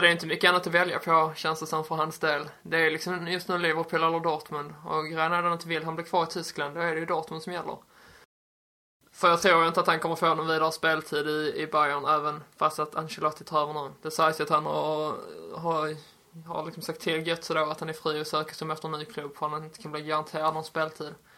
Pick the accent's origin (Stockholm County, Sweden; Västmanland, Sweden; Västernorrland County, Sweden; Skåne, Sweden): Skåne, Sweden; jag som skåning